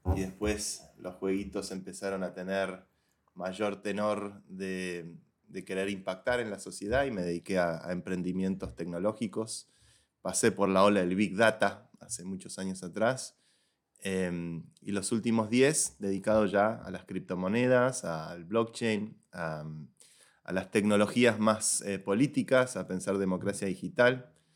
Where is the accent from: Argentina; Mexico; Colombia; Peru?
Argentina; Buenos Aires; moved away as an adult; also born or lived in San Francisco / New York; now in Madrid, Spain; Soy un joven argentino de Buenos Aires